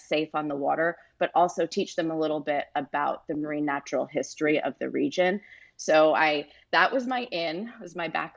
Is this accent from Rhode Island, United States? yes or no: yes; Rhode Island, United States; I'm originally from Rhode Island, and I went back to New England. And I arrived home, and my family was very supportive.